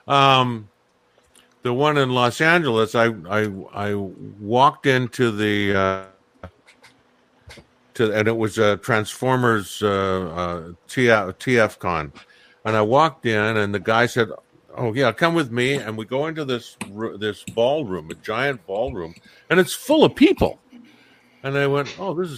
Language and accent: English; Cornwall, South West England, United Kingdom; moved away; from my home, well, not my hometown, but very close to my hometown down in Cornwall